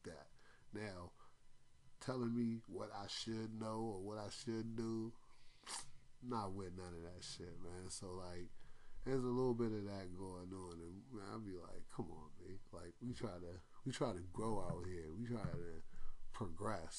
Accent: Washington, District of Columbia, United States; I was born in Washington Hospital Center in 1981

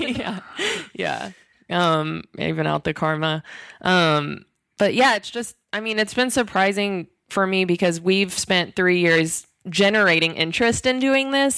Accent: Texas, United States; I'm from Texas

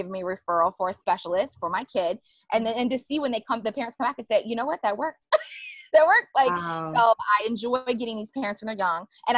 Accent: Annapolis, Baltimore area, Maryland, United States; also born or lived in Eastern Shore, Maryland; I grew up around the Annapolis, Baltimore area in Maryland. And now I live all the way on the other side of Maryland by the ocean, by the beach

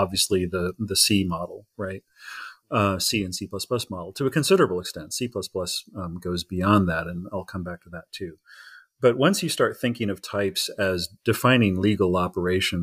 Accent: Indiana, United States; I'm from Indiana. I was born and raised in Indiana

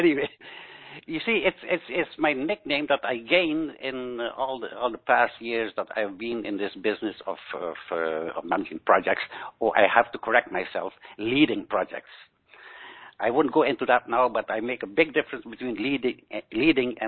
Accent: Aruba; now in Netherlands; I was born on the island of Aruba, a very exotic island in the Caribbean

